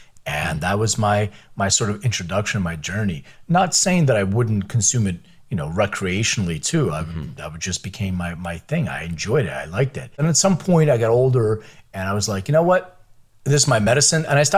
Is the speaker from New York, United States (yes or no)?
no; Philadelphia, Pennsylvania, United States; also born or lived in Lithuania; Well, so I was born in Lithuania, and my parents immigrated when I was like 6 years old. I lived in Philadelphia most of my life